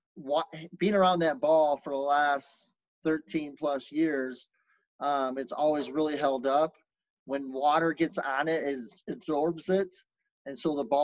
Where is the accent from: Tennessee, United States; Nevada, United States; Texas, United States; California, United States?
Texas, United States; Lubbock; I was born in Lubbock, Texas